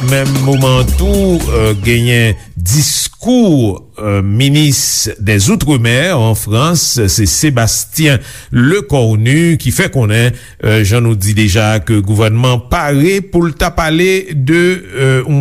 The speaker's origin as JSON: {"language": "French", "country": "Guadeloupe", "said": "En tant que Guadeloupéen, c'est normal"}